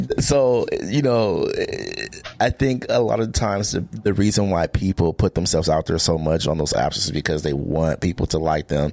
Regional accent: Portland, Oregon, United States; I'm from Portland, Oregon.

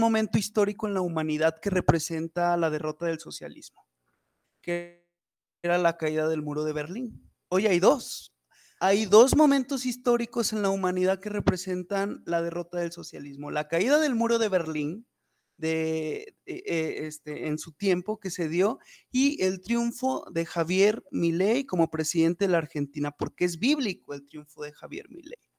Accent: Fresnillo, Zacatecas, Mexico; soy abogado de Fresnillo, Zacatecas

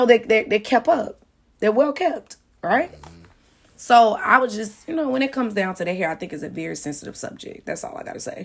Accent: Chicago, Illinois, United States; moved away as an adult; also born or lived in Champaign, Illinois; now in Atlanta, United States; I'm from Chicago.

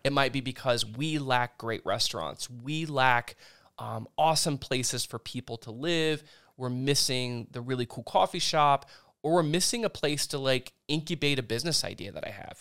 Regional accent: Indian Lake, Ohio, United States; I grew up in Indian Lake.

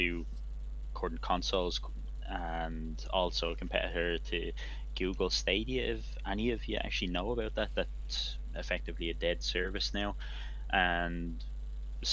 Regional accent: Ireland; now in Germany; I'm from Ireland, but I'm actually based in Germany at the moment

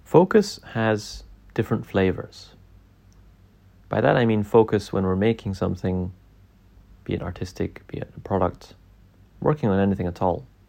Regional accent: Scotland, United Kingdom; growing up in Scotland

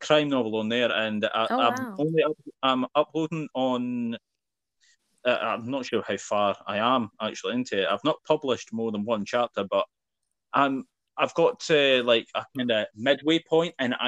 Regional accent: Fife, Scotland, United Kingdom; high schools in like Fife or my high school in particular was shit because the other high schools in my hometown had some sort of drama class

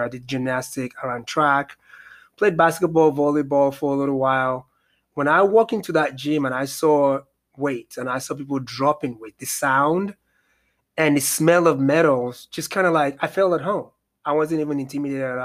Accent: Nigeria; moved away; I'm originally from Nigeria, West Africa.

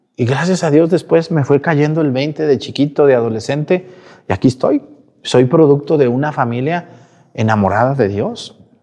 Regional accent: Mexticacán, Jalisco, Mexico; Soy de un ranchito, de un pueblito del estado de Jalisco que se llama Mesticacán

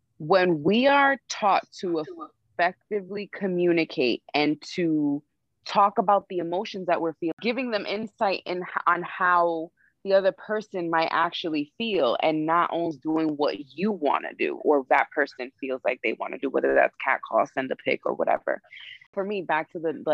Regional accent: New York, United States; I was raised in New York

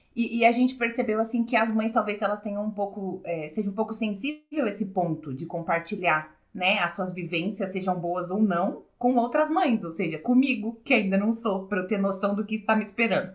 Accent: São Carlos, São Paulo, Brazil; somos de São Carlos

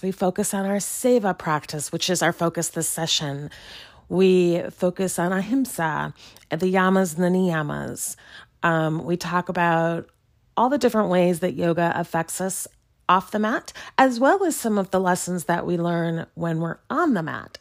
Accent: Chicago, Illinois, United States; now in Lawrence, Kansas, United States; my hometown of Chicago

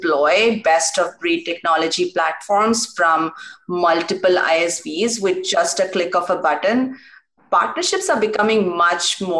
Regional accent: India; moved away as an adult; also born or lived in Pittsburgh, United States; Growing up in India

